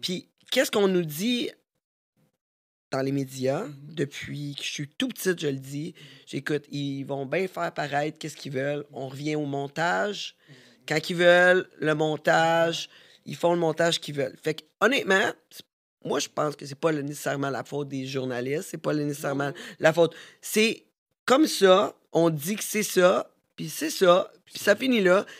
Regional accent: Canada; Nous, on est Canadiens

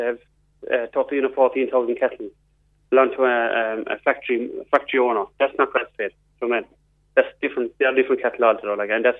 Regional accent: Galbally, Ireland; That's in my own village. I'm actually from Galvilly, not Ballylandos.

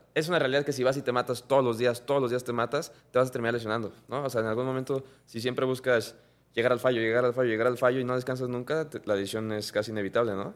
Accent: Mexico; la cultura que tenemos como mexicano

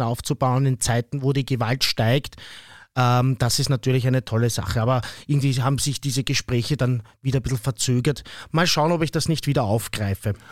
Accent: Austria; bei uns in Österreich

